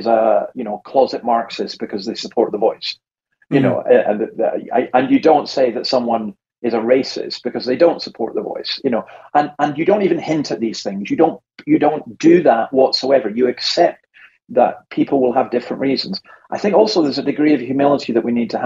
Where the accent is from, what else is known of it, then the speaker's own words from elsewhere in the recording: Scotland, United Kingdom; I'm Scottish